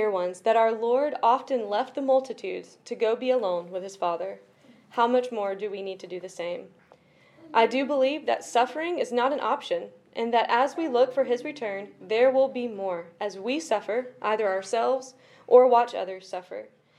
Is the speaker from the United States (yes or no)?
no; South Africa; I grew up in South Africa, having the blessing of both parents and grandparents serving in many different ways.